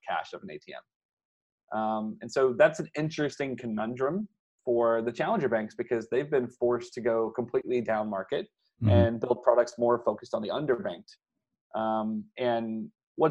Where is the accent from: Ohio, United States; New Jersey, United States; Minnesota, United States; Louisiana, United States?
Louisiana, United States; I grew up in Louisiana